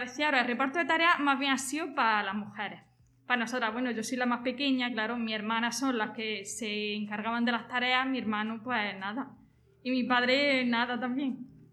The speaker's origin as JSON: {"language": "Spanish", "town": "Jaén", "region": "Andalusia", "country": "Spain", "said": "soy de Jaén, tengo 32 años"}